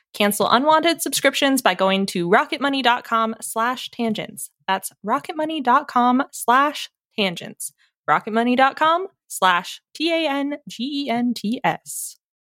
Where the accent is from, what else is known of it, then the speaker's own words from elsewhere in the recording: United States; we are English speaking and we were all born and raised in the United States